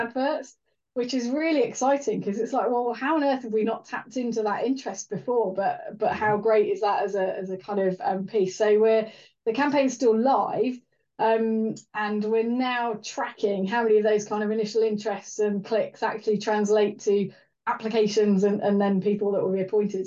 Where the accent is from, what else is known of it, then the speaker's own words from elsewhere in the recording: Welsh, Wales, United Kingdom; being Welsh as a child